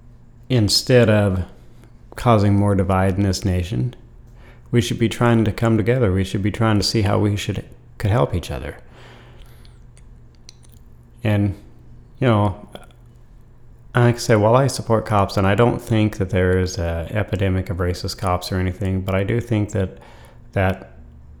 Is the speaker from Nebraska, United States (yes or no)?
no; Idaho, United States; I was from Idaho